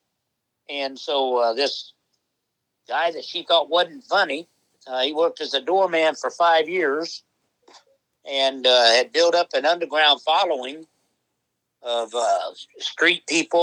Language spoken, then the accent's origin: English; Peoria, Illinois, United States; growing up in Peoria, actually, well, we did live in the projects in Peoria